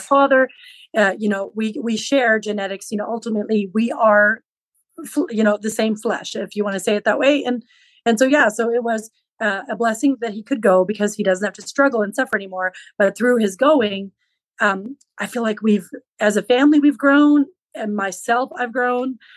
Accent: Western Texas, United States; first language Low German; English is a second language; also born or lived in Central California; my parents, when I was quite young, they moved to Western Texas, where I live now

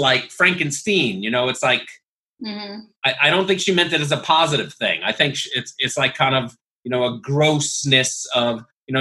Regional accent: New York, United States; I'm from New York

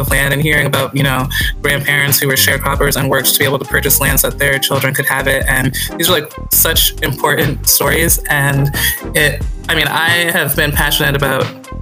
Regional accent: Northeast, United States; I grew up in the Northeast and like I said, to African parents

